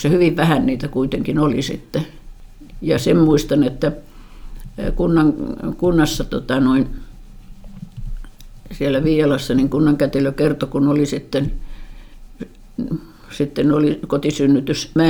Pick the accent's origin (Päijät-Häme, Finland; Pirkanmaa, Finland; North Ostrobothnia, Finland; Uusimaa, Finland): Pirkanmaa, Finland; Tampere; born there; Mä oon syntynyt sairaalassa